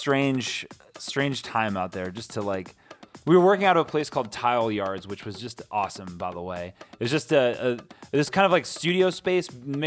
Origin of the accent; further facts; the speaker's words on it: United States; I am half Italian, but I'm from America. And my family has, you know, been here for 3 generations